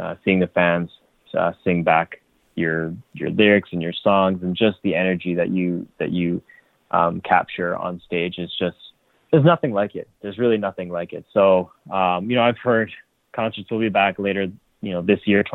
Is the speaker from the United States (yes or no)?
no; Canada; I am Canadian